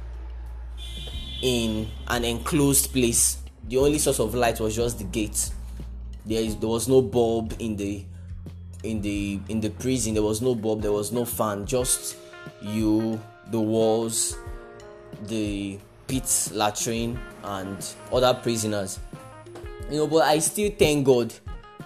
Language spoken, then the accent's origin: English; Nigeria; I'm a Nigerian